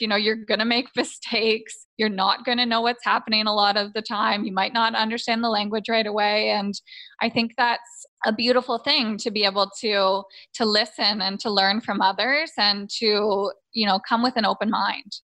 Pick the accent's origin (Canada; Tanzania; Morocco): Canada; just outside of Toronto, Ontario; I grew up just outside of Toronto, Canada